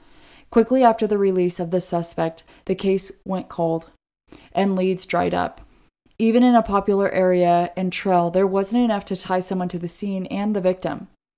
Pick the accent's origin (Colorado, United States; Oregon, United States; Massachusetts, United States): Oregon, United States; I am from Oregon.